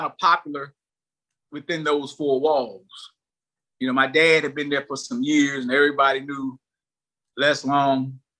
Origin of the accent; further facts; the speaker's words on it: Lewisburg, United States; But I'm from Lewisburg in the 80s, coming out of high school, going to college.